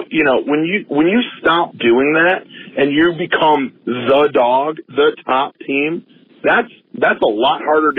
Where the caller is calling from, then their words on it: Detroit, Michigan, United States; Hey, Ryan … I'm calling from Detroit.